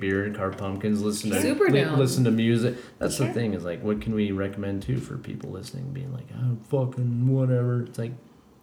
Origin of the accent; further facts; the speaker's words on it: Colorado, United States; now in California, United States; I'm from Colorado